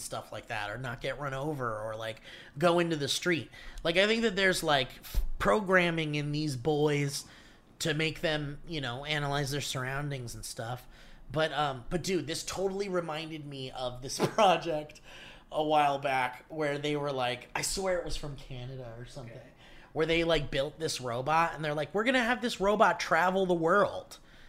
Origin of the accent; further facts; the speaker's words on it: Dublin, Leinster, Ireland; Growing up in Dublin, I remember dog shit being scattered everywhere in my little suburban abode.